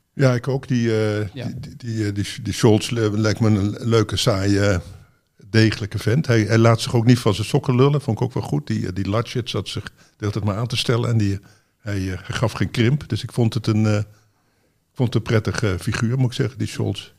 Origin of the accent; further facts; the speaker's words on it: Netherlands; wij, denk ik, als Nederlanders